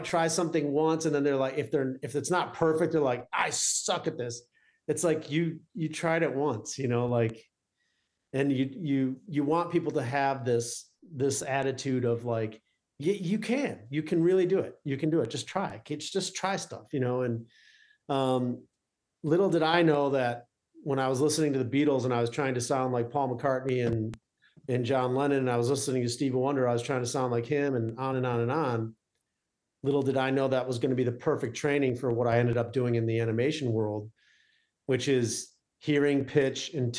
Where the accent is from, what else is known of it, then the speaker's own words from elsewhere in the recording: Detroit, Michigan, United States; also born or lived in Arizona; growing up in Detroit, you kind of feel like, well, we're not New York. We're not LA.